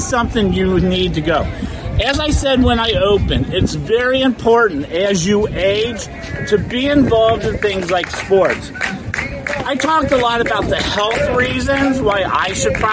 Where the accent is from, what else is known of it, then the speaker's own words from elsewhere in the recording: Cincinnati, Ohio, United States; now in Florida, United States; I'm from Ohio.